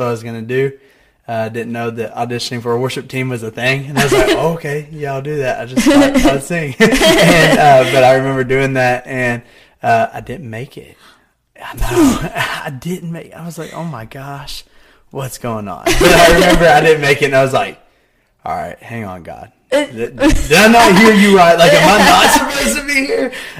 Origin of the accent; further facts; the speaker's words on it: Grayson, Kentucky, United States; moved away as an adult; now in Morehead, United States; So, I went to KCU for a year. I grew up right behind it. I lived right behind it.